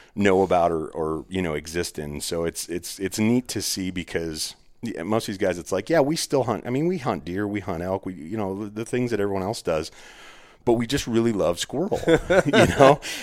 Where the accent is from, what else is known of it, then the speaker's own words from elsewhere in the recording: Arizona, United States; I'm from there